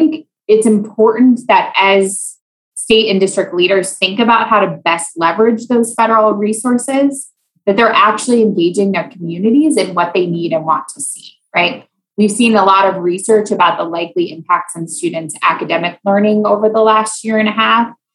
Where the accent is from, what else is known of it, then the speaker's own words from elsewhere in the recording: Iowa, United States; moved away as an adult; also born or lived in Louisiana; I grew up in Iowa.